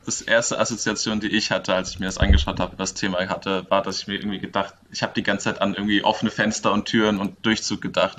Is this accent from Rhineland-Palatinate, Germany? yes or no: yes; Mainz, Rhineland-Palatinate, Germany; wir kommen ja irgendwie alle aus Mainz